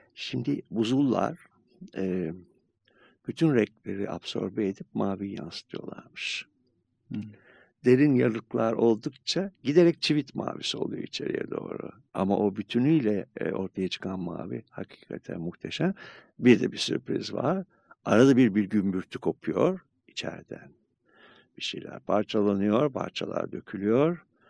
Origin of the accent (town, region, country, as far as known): Turkey